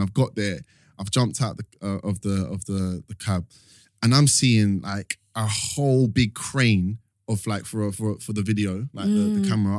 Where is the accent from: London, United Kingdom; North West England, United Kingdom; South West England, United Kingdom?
London, United Kingdom; I grew up in East London.